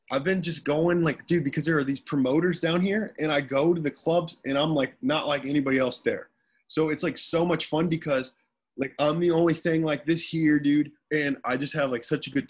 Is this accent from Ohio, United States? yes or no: yes; Bucyrus, Ohio, United States; So, so what's your hometown? Bucyrus, Ohio.